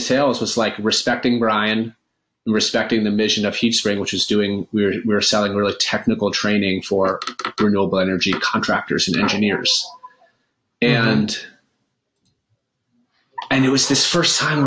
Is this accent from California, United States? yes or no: no; Maine, United States; also born or lived in upstate New York; now in New York, United States; I live in upstate New York now, and I grew up in Maine around a number of self-described hippies